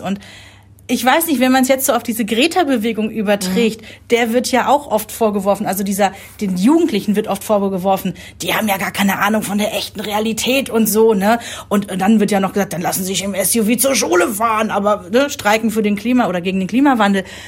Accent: Germany; ist seit über zehn Jahren Bürgermeister in meiner Heimatstadt

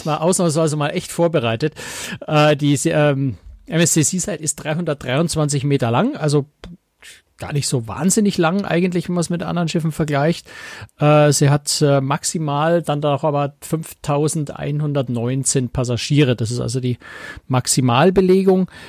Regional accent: Germany; bei uns in Deutschland

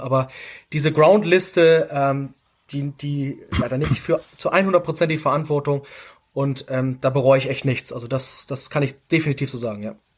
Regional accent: Hamburg, Germany; wir kommen aus Hamburg

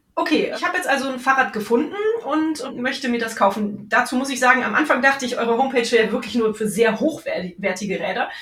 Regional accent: Cologne, North Rhine-Westphalia, Germany; hier in meiner Heimatstadt

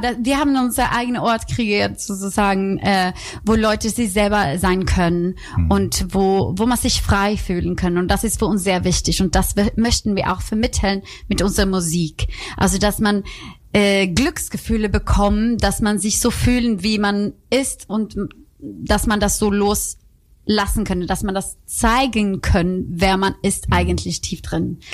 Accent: Rödeby, Blekinge, Sweden; German is a second language; now in Cologne, Germany; ich komme aus Schweden

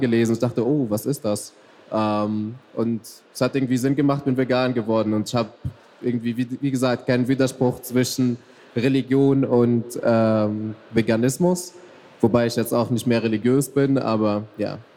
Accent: Tunisia; moved away; also born or lived in Mecca, Saudi Arabia; also ich bin eigentlich in Mekka geboren worden, also im heiligsten Ort für Muslime, wow. äh, und bin in Tunesien aufgewachsen

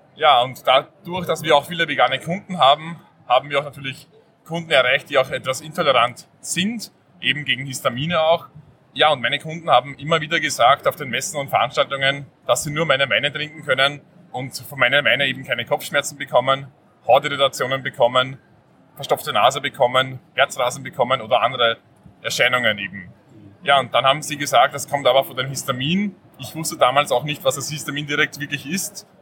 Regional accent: north of Vienna, Hollabrunn district, Lower Austria, Austria; Wir sind nördlich von Wien beheimatet

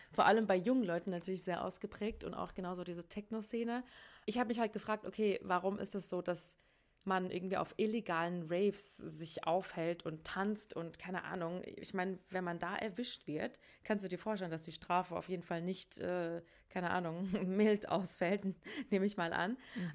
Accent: Hesse, Germany; ich komme ja aus Hessen

